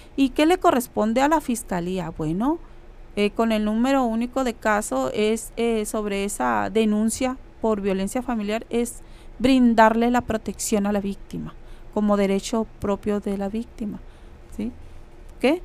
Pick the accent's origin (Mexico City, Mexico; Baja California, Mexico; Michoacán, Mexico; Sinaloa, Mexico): Baja California, Mexico; Mexicali; soy de Mexicali, Baja California